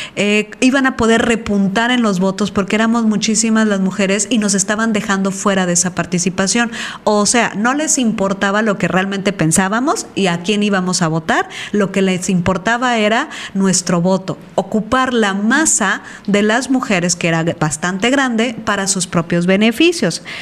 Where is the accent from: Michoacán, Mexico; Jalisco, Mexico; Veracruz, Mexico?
Veracruz, Mexico; moved away; soy de Veracruz